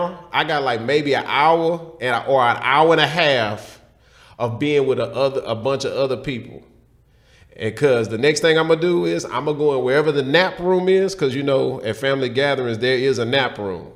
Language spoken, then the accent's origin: English; Houston, Texas, United States; I'm from Houston.